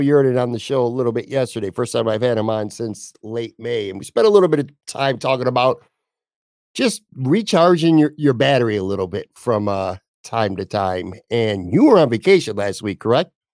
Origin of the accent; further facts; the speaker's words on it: Buffalo, New York, United States; also born or lived in Florida; Buffalo growing up here